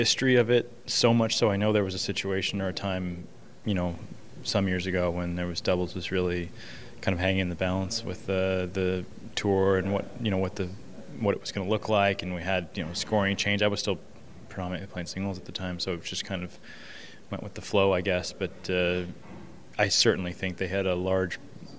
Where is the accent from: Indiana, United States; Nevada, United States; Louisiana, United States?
Indiana, United States; Indianapolis; there was a tournament in my hometown in Indianapolis